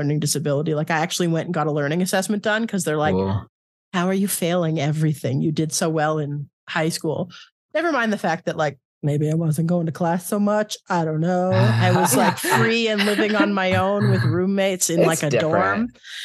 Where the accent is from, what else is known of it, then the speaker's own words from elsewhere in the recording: Canada; moved away; also born or lived in Ottawa; I'm originally from Canada